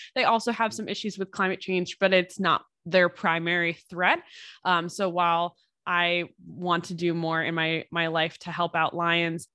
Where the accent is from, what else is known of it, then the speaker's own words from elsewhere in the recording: United States; as an American